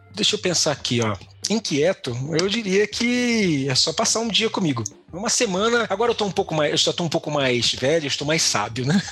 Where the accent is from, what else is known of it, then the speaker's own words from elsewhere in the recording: Niterói, Rio de Janeiro, Brazil; Sou de Niterói, do outro lado da ponte a famosa Ponte Rio-Niterói